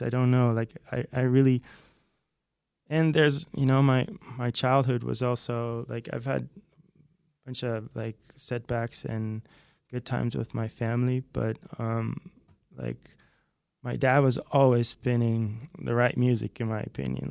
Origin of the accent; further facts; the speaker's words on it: outside Haarlem, North Holland, Netherlands; moved away as an adult; now in Los Angeles, United States; I'm originally from the Netherlands, uh, from this place outside Haarlem, which is close to Amsterdam